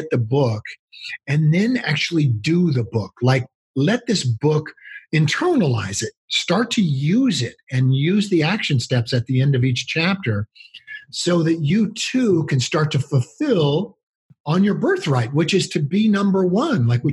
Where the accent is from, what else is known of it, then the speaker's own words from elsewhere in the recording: California, United States; I grew up in California.